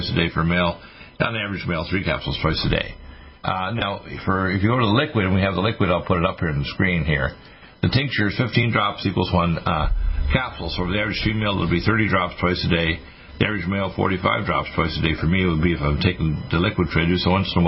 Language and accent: English; Canada; moved away as an adult; also born or lived in Detroit, Michigan, United States; now in United States; although I was born in Detroit, I was raised in Canada and took my medical degree there